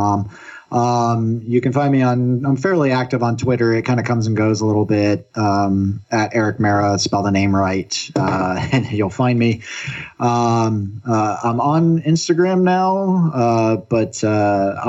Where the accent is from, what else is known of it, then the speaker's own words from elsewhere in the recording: Florida, United States; now in Oregon, United States; I'm originally from Florida where it's very, very humid